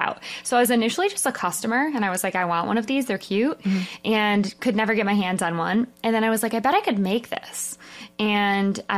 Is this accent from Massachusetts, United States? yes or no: no; Detroit, Michigan, United States; I'm from Michigan, suburbs of Detroit.